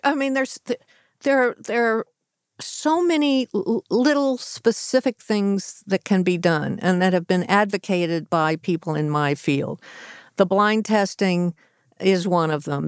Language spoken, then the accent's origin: English; Los Angeles, California, United States; the L.A. Times, my hometown mm-hmm. newspaper